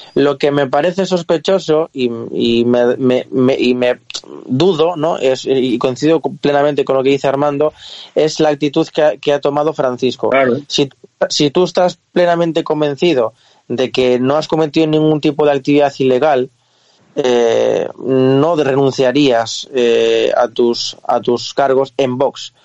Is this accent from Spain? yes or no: yes; Galicia, Spain; yo como gallego te lo, te lo, puedo decir porque aquí en Galicia se vive